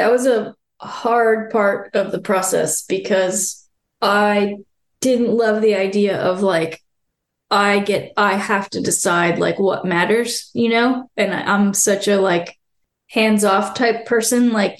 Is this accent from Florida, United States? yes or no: yes; Florida, United States; And I had to kind of own my geographic roots and be like, I'm from Florida, so this is my perspective of how things were.